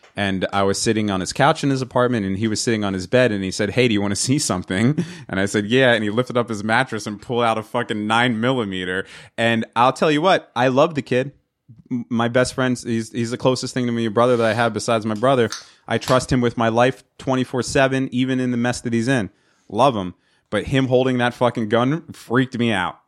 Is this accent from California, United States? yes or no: no; New York area, United States; I'm from the New York area